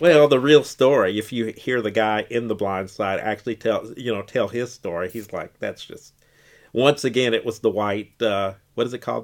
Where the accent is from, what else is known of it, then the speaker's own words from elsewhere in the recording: Bloomington, Indiana, United States; growing up in Bloomington